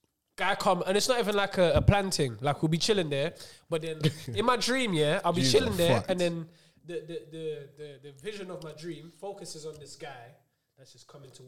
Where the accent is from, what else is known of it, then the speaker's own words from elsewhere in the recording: London, United Kingdom; I grew up in Hackney